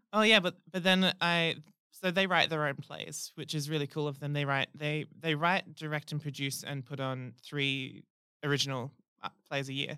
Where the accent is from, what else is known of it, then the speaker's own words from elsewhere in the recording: Rockingham, Western Australia, Australia; I'm from Rockingham